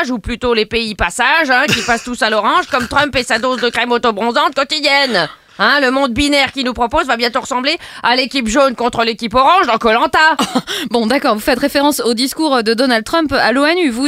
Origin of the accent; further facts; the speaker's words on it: France; Premio, je suis française, donc je râle.